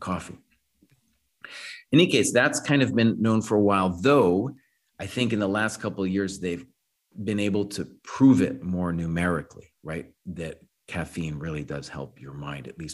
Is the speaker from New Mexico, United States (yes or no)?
yes; Santa Fe, New Mexico, United States; I grew up in Santa Fe